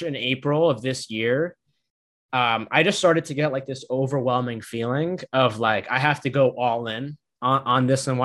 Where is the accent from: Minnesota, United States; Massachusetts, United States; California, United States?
Massachusetts, United States; Boston; I'm a son of immigrants from Egypt. I grew up on the East Coast in Massachusetts, Boston